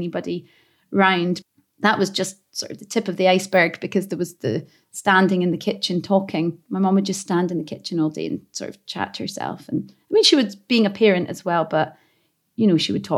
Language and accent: English; Glasgow, Scotland, United Kingdom; accent: thickest Glaswegian accent; I grew up in the East End of Glasgow as a young child